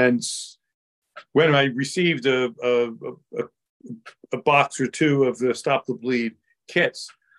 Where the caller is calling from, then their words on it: Mountain Lakes, New Jersey, United States; I'm calling in from Mountain Lakes, New Jersey, not too far from where Pat lives.